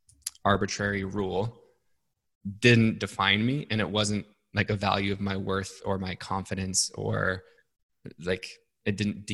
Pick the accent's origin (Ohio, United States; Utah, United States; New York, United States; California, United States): Utah, United States; Salt Lake City; I grew up in Salt Lake City, Utah